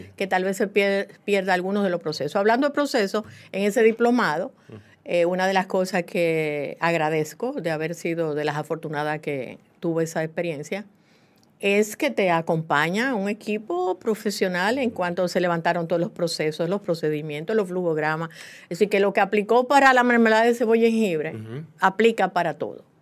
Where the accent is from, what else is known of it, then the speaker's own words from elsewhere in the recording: La Vega, Dominican Republic; en La Vega, mi ciudad natal